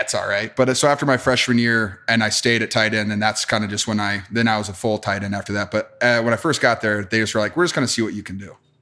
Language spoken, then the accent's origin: English; Wisconsin, United States; moved away; also born or lived in Iowa; growing up in Wisconsin